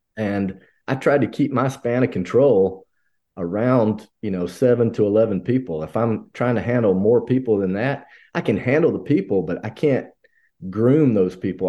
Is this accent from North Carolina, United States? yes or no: no; Hamilton, Alabama, United States; moved away; I grew up in one spot. We grew up in Hamilton, Alabama